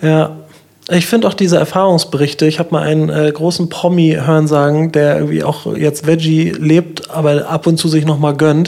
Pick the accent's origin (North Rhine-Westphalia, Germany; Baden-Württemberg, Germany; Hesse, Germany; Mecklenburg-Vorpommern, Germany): Mecklenburg-Vorpommern, Germany; near Schwerin; now in Kiel, Germany; in meiner Heimat in der Nähe von Schwerin